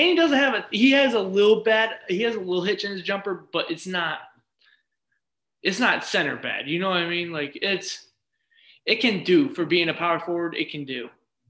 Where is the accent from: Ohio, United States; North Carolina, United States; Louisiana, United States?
Ohio, United States; a city by Cleveland; I'm from Cleveland. But I'm from a city by Cleveland